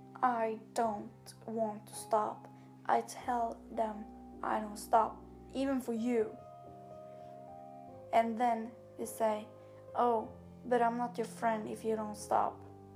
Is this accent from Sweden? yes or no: yes; Sweden; English is a second language; I am from Sweden, I talk Swedish